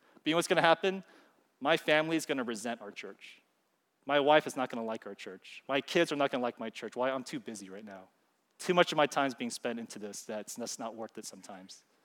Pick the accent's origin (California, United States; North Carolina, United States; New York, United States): California, United States; I'm from California